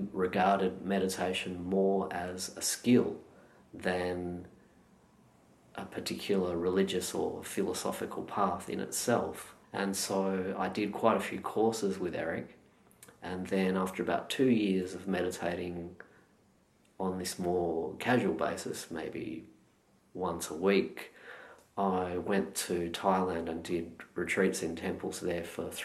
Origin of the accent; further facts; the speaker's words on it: Perth, Western Australia, Australia; now in Melbourne, Australia; I was born and raised in Perth